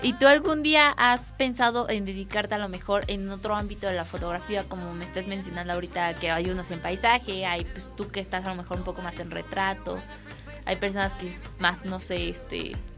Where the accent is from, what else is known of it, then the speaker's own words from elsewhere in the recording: Mexico; uno como mexicano